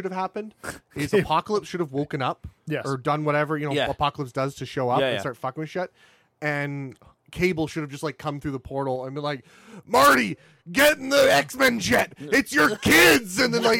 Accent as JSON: {"language": "English", "country": "Canada", "said": "we are Canadian."}